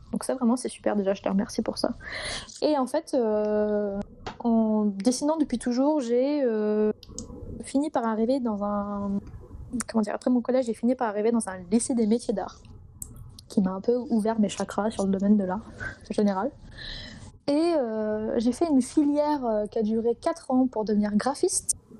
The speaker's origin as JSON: {"language": "French", "region": "Brittany", "country": "France", "said": "je suis une petite Bretonne du fin fond de la Bretagne, du Morbihan"}